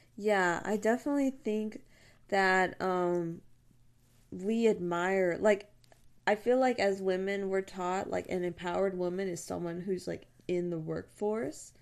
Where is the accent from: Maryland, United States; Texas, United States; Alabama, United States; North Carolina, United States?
Texas, United States; I'm from Texas